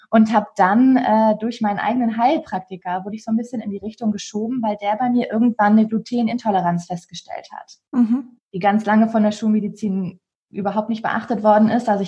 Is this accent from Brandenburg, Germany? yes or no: no; Hamburg, Germany; ich bin 27 Jahre jung ich komme aus Hamburg, also bin geboren und groß geworden in Hamburg und immer noch stolze Hamburgerin.